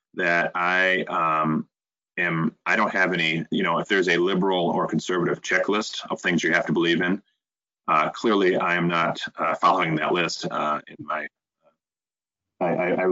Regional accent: Flint, Michigan, United States; we're both from the Flint area

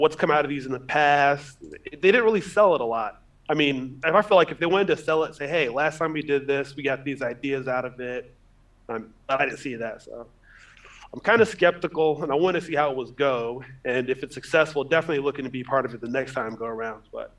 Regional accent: Anchorage, Alaska, United States; moved away as an adult; also born or lived in Tucson, Arizona; now in Phoenix, United States; Originally born and raised in Anchorage, Alaska. Been in Phoenix, Arizona since 2007. So grew up in Alaska, moved to Arizona for college.

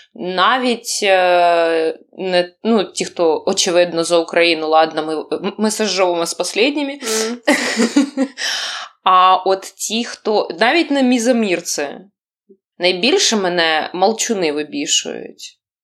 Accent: Ukraine; I'm from Ukraine

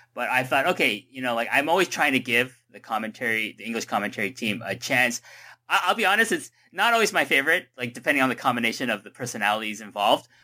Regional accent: Toronto, Ontario, Canada; I'm from Toronto

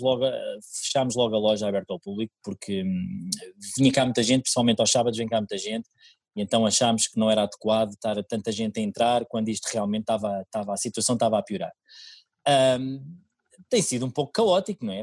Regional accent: Oeiras, Lisbon, Portugal; eu sou residente de Oeiras desde que nasci, aliás, eu nasci em Oeiras, ah, sempre vivi em Oeiras

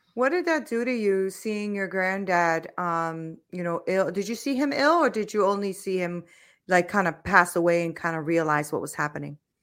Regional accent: United States; I'm an American, right? So, I've only, I've lived here all my life

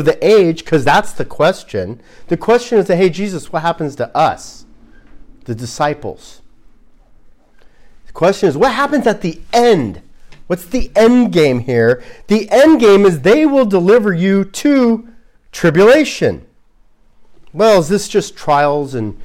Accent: Glendale, California, United States; moved away; where I grew up in Glendale, right next to it is Caltech

